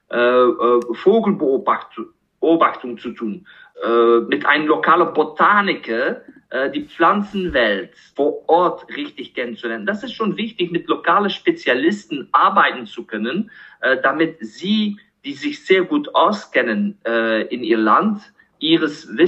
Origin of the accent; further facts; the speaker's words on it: Kinshasa, DR Congo; moved away; weil ich aufgewachsen bin in Kinshasa, Zaire äh, was jetzt heutzutage als die Demokratische Republik Kongo bekannt ist. Aber ich habe von 1978 bis 1989 äh, in Kinshasa gelebt.